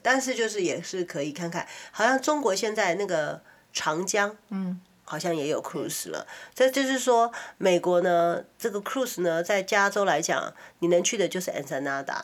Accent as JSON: {"language": "Chinese", "country": "Taiwan", "tie": "born or raised there", "moved": "yes", "lives_now": "California, United States", "said": "我们小时候在台湾"}